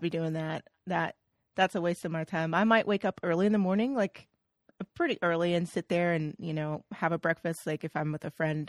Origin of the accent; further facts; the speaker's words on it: Oklahoma, United States; I'm from Oklahoma